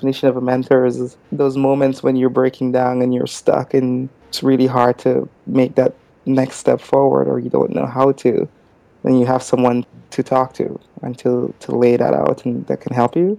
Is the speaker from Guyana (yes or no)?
yes; Guyana; moved away; I'm from Guyana, so it's a small country in South America